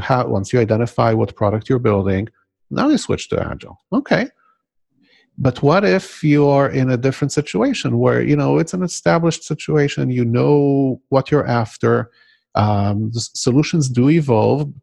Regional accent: Israel; born or raised there; first language Hebrew; English is a second language; moved away

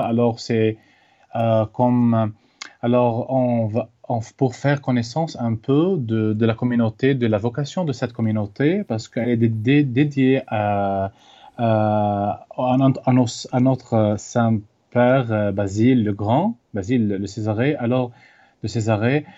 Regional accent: Lebanon; moved away; d'origine libanaise, né en 1992 dans un village qui s'appelle Farshima

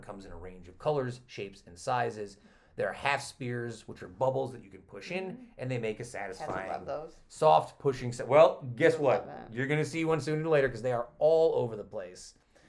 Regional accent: Utica, New York, United States; also born or lived in Clinton, New York; I grew up in Utica, New York in the 1960s, where the old IHL team was around. I used to go to hockey games in the auditorium.

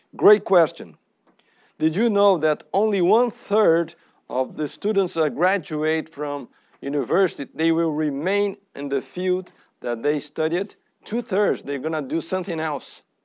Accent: Brazil; now in United States; I am from Brazil

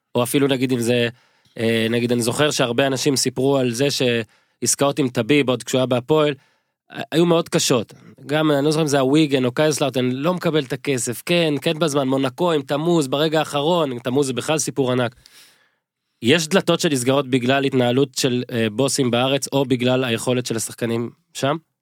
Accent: Northern Israel, Israel; גדלתי בצפון

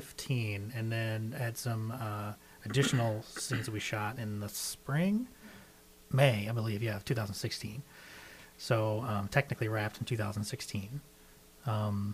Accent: Arkansas, United States; I'm from Arkansas

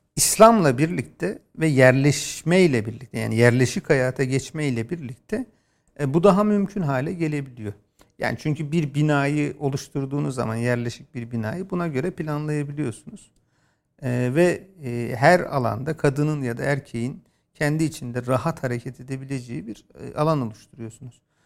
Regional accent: a village in Bolu, Bolu Province, Turkey; ben bir köyde doğdum ve ilkokulun belli bir bölümünü orada yaşadım ama o e, işte Köroğlu Dağları'nın sırtlarında yer alan Bolu'da bir köy

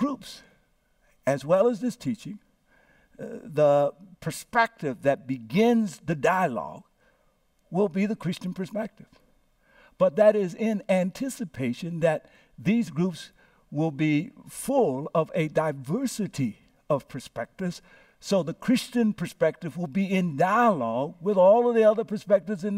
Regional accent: Louisiana, United States; now in San Francisco, United States; I was born here in San Francisco, landed in Louisiana in the home of Reverend Clarence Berry and Ola Batcher Berry, who informally adopted me

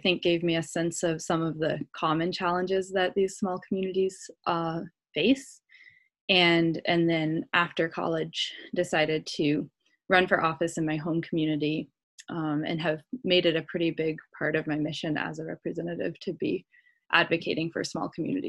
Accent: Waterville, Vermont, United States; So I grew up in Waterville, Vermont, which is a town of about 700 people, and attended the local elementary school where we had 12 students in my elementary school class

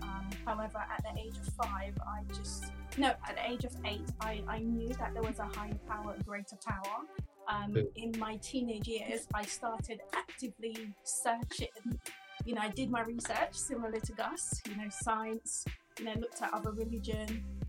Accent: Jamaica; I grew up, I'm from Jamaica.

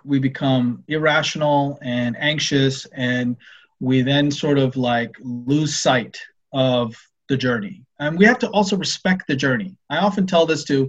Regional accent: Ottawa, Ontario, Canada; I grew up in Ottawa, and I remember biking because I lived near the airport

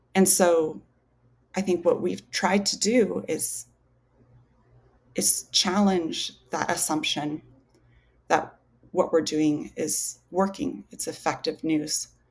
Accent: Alaska, United States; I grew up in Alaska

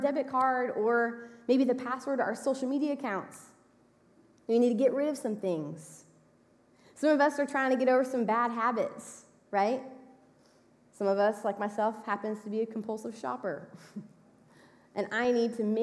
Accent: Texas, United States; we're from Texas

